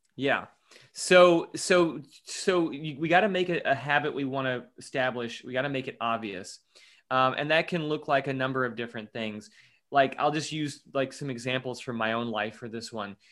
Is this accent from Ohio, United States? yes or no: no; Louisville, Kentucky, United States; I'm from Louisville, Kentucky. Uh, that's where I'm living right now